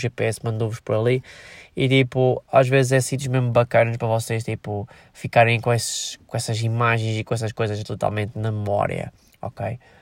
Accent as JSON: {"language": "Portuguese", "town": "Viseu", "region": "Centro", "country": "Portugal", "said": "Eu sou de Viseu"}